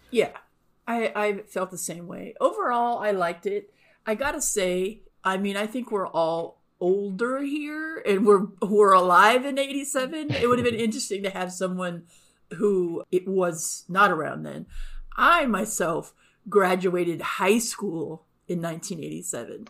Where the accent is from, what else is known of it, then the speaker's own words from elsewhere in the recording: Southern California, United States; now in Texas, United States; I grew up in Southern California, so again, n, not inclement weather very much